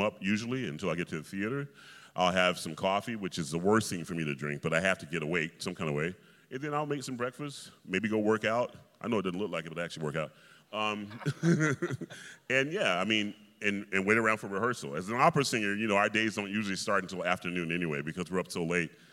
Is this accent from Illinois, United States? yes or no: no; Atlanta, Georgia, United States; I grew up in Atlanta, Georgia, and you know, when you're from the South